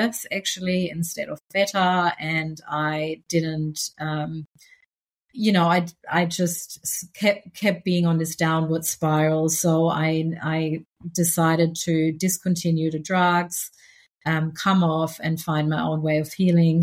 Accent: Germany; moved away as an adult; now in Australia; I grew up in Germany, but I came to Australia about 15 years ago, and I'm now Australian.

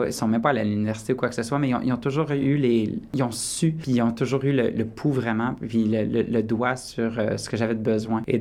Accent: Borden, Ontario, Canada; Je me souviens à un moment donné quand j'étais jeune, l'école élémentaire à Borden, Académie Lapinède

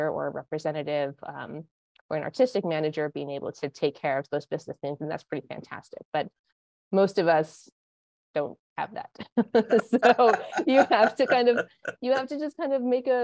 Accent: Montana, United States; moved away as an adult; also born or lived in Santa Barbara, California / Los Angeles, California / New York; now in Connecticut, United States; I grew up in Montana.

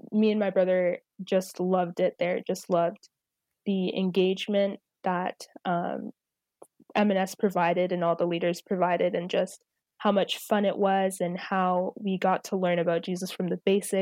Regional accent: St. Catharines, Ontario, Canada; also born or lived in Zimbabwe; I'm here in St. Catharines. My family and I moved from Zimbabwe, where I was born, in 2001, and I've been here basically all my life.

